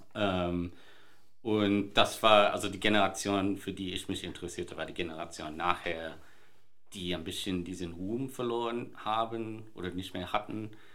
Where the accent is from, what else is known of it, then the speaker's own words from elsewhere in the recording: Sydney, New South Wales, Australia; moved away; ich bin in Sydney ähm, geboren und aufgewachsen